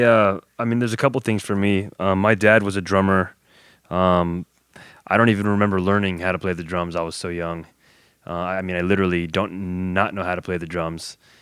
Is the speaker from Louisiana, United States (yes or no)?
no; West Covina, California, United States; I grew up in West Covina.